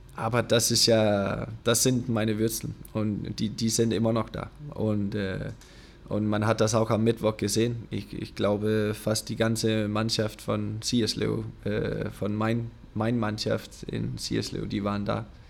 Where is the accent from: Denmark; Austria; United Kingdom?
Denmark; German is a second language; moved away; ich habe diesen kleinen Verein da in, in Dänemark, äh, weit weg von alles